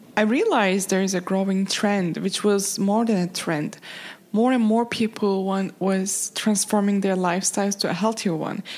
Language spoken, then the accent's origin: English; Turkey; I'm from Turkey